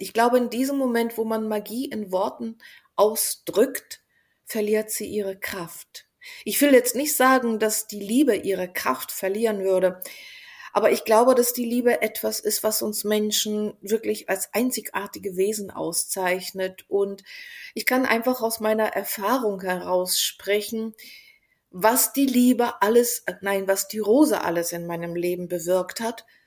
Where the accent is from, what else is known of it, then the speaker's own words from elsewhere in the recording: Bulgaria; moved away; also born or lived in Berlin; ich bin doch Bulgarin